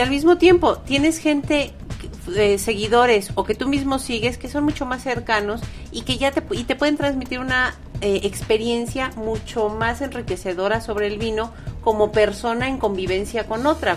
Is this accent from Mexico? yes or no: yes; Mexico; un país como México, donde no consumimos tanto